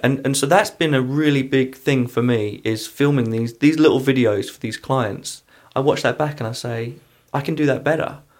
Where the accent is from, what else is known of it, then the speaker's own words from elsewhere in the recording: England, United Kingdom; also born or lived in London; now in Pittsburgh, United States; I'm coming from England